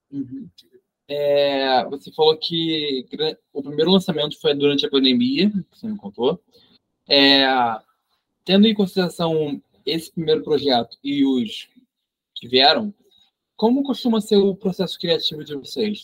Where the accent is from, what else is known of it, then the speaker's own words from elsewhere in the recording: Rio de Janeiro, Brazil; sou do Rio de Janeiro